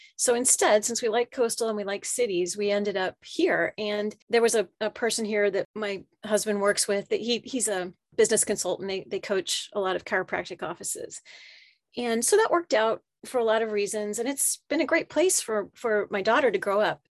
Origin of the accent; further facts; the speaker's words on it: central Pennsylvania, United States; moved away as an adult; also born or lived in Japan / Philadelphia / Charleston, South Carolina / Tampa, Florida; now in Woodinville, United States; I, I grew up in central Pennsylvania